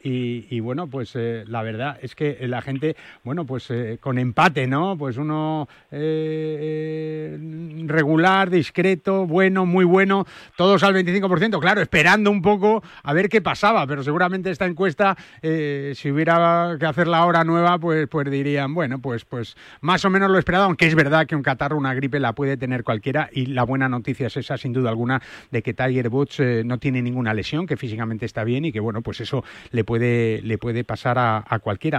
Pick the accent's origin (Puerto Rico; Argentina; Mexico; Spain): Spain; somos españoles